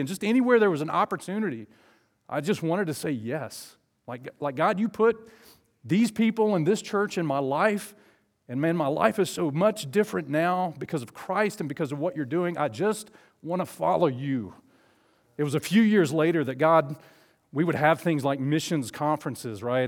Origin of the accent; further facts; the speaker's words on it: Southeast Alabama, United States; also born or lived in Falkville, Alabama; I grew up in Southeast Alabama.